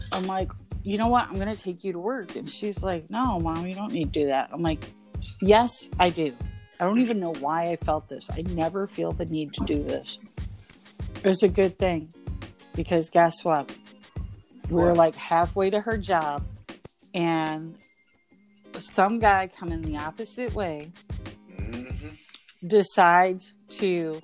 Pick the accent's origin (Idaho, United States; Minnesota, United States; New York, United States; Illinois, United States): Illinois, United States; Chicago; moved away; also born or lived in Oklahoma / Florida; I'm from Chicago